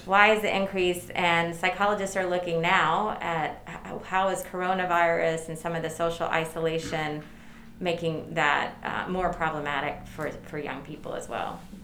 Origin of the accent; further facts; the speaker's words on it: Durham, North Carolina, United States; I am a native North Carolinian, okay. born and raised in Durham, northern Durham, North Carolina.